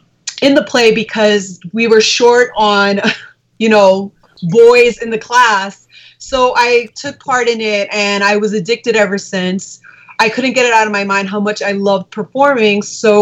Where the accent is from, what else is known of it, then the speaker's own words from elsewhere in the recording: New York City, New York, United States; I was born and raised in Queens, New York.